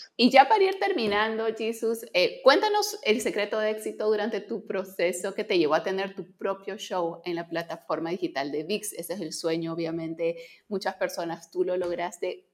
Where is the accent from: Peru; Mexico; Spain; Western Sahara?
Peru; soy peruana